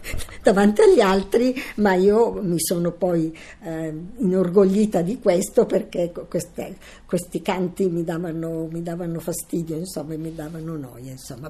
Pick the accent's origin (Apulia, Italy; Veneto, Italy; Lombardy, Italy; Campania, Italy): Lombardy, Italy; Milan; sono nata a Milano il 15 2 1929.